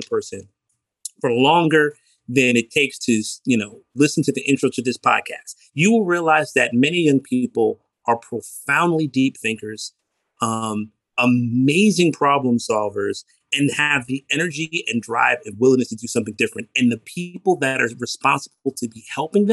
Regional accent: Newark, New Jersey, United States; from a family where my father was a Newark City school teacher for 35 plus years, born and raised in Newark

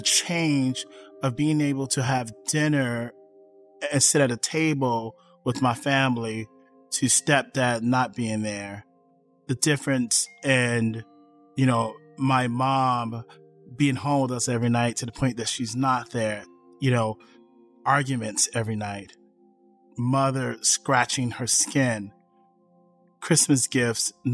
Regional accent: Chicago, Illinois, United States; I was born in Chicago West Side

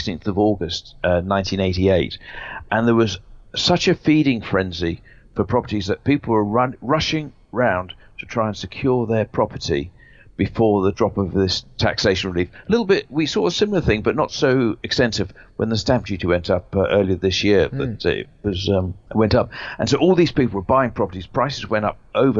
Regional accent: Jersey; moved away as an adult; also born or lived in London; I was brought up in Jersey, left there or moved to London in the late 70s to read law at Kingston Poly

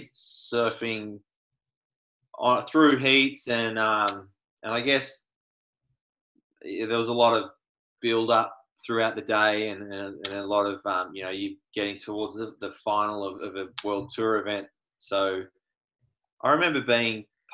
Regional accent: Cape Bridgewater, Victoria, Australia; I grew up in Cape Bridgewater, which is in the far west of Victoria.

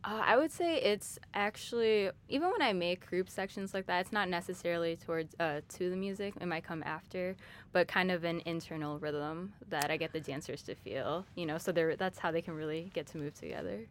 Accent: Chicago, Illinois, United States; I'm from Chicago, but I'm a first generation Thai American. My parents are from Thailand

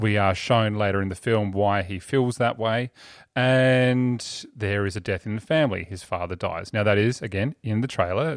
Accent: Australia; we're Australians

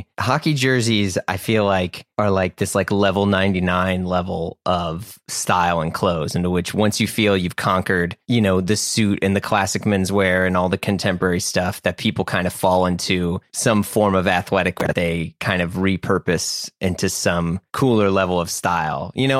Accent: Midwest, United States; And that's not just because I grew up in the Midwest

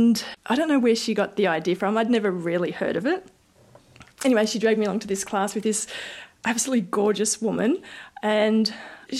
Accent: Bendigo, Victoria, Australia; also born or lived in Queensland / New South Wales / Sydney; Our family moved to Bendigo when I was maybe five or so

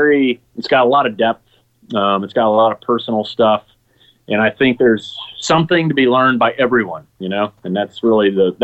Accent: Dallas, Texas, United States; also born or lived in Saudi Arabia; Yeah, I mean, that first part was the Dallas area. Then I went to Saudi. Then I came back to the Dallas area. Dallas is always where I've reset.

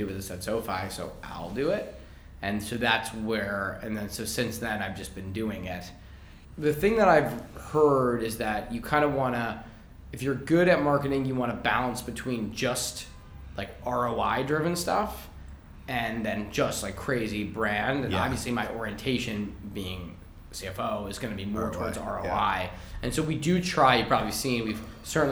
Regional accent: Massachusetts, United States; I'm from Massachusetts

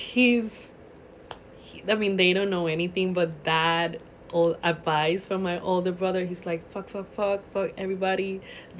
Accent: Puerto Rico; I'm from Puerto Rico

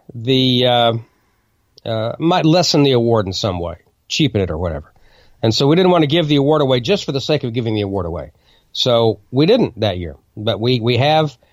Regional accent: Oklahoma, United States; Bartlesville, Oklahoma, my home state

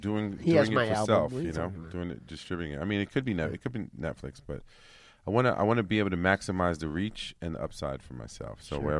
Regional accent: New York, United States; Growing up in New York that had a hard time out there.

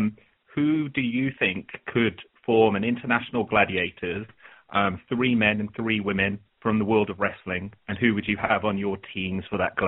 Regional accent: United Kingdom; I'm British

